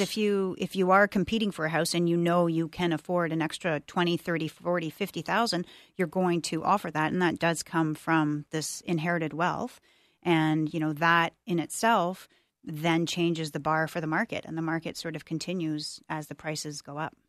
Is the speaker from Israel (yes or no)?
no; Toronto, Ontario, Canada; now in Ottawa, Canada; I grew up in Toronto